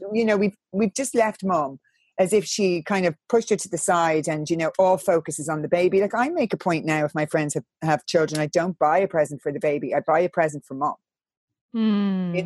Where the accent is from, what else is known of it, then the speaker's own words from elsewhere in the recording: Ireland; I'm from Catholic Ireland